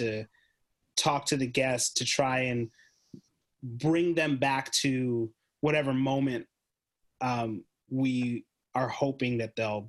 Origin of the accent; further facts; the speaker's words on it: Canada; the whole team's Canadian